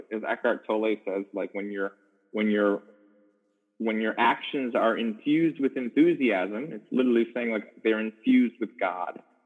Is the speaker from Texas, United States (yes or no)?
no; Chicago, Illinois, United States; moved away as an adult; also born or lived in Los Angeles; was originally born in Chicago, Illinois.